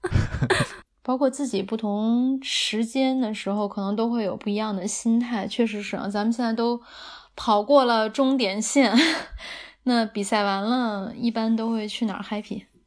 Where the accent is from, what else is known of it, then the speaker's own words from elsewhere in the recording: Beijing, China; 我很喜欢北京的秋天的，因为也是从小在这儿长大